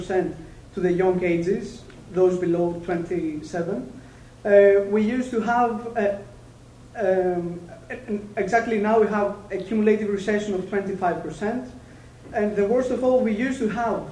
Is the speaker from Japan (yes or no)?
no; Greece; moved away; I'm from Greece